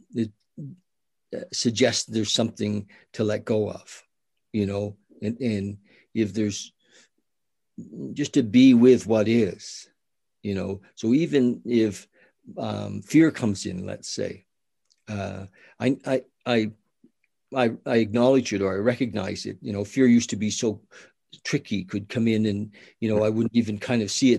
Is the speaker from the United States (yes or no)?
no; the Maritimes, Canada; I'm from the Maritimes.